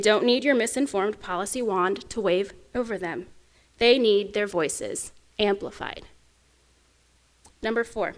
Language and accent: English; Oklahoma, United States; accent: Oklahoma; my home state of Oklahoma